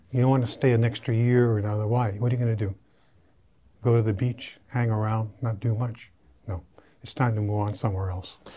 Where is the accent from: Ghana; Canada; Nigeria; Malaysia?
Canada; moved away; as a Canadian